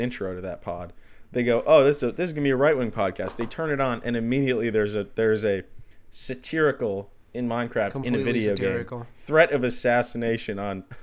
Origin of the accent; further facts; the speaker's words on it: Northern Michigan, United States; I'm from Northern Michigan